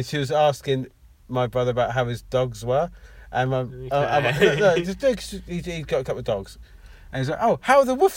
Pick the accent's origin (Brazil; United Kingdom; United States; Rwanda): United Kingdom; Luton, East of England; I was born in Luton